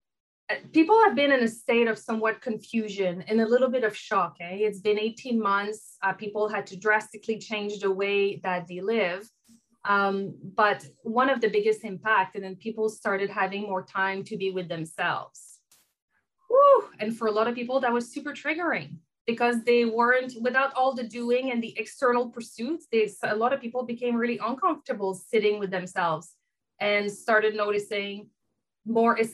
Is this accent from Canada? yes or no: yes; Canada; accent: French; now in Vancouver, Canada; I have a French accent. I am French Canadian, based in Vancouver here